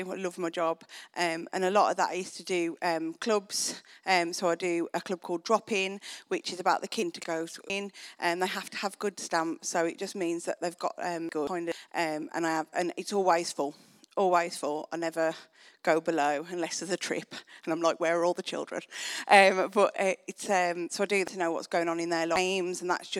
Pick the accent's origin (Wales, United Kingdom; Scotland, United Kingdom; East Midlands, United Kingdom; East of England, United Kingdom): Wales, United Kingdom; so I'm Welsh and boring.